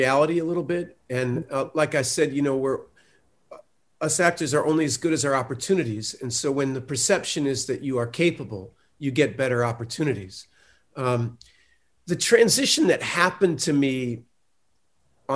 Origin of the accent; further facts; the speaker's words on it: Austin, Texas, United States; I'm from Austin